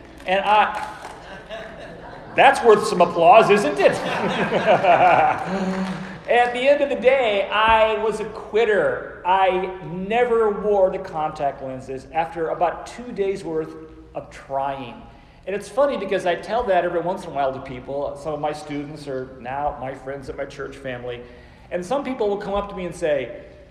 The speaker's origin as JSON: {"language": "English", "town": "Phoenix", "region": "Arizona", "country": "United States", "also_born_or_lived": "Oklahoma City", "moved": "as an adult", "said": "I came home from Oklahoma Christian to my ancestral home in Phoenix, Arizona"}